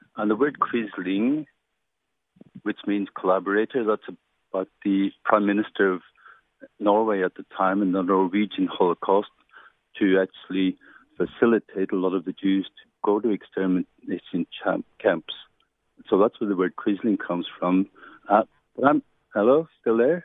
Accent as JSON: {"language": "English", "town": "Portadown", "region": "Northern Ireland", "country": "United Kingdom", "said": "I'm from Northern Ireland and I'm from, uh, well, near a place called Port of Down"}